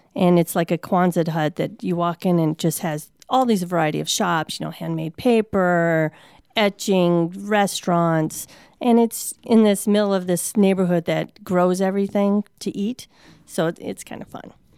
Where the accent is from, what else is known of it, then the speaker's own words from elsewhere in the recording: Saint Paul, Minnesota, United States; moved away; I come from Saint Paul, Minnesota